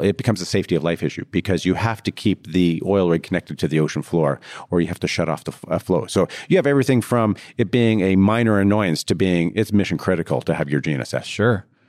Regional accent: Canada; I'm Canadian.

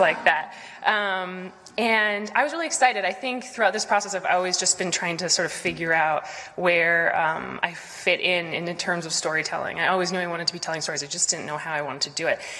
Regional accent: Boston, Massachusetts, United States; elements of Boston, of growing up here

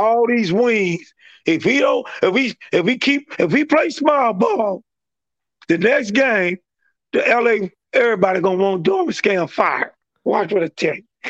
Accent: East St. Louis, Illinois, United States; I'm from, uh, I'm from East Saint Louis

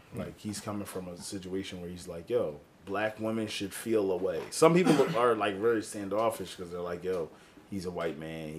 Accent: Philadelphia, Pennsylvania, United States; I'm from Philly. I should be supporting …, but this shit is disgusting.

